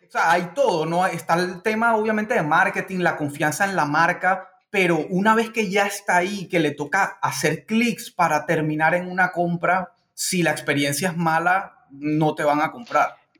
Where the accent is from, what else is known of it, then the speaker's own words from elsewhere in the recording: Barranquilla, Atlántico, Colombia; moved away; mi ciudad de origen, la Barranquilla, Curramba, La Arenosa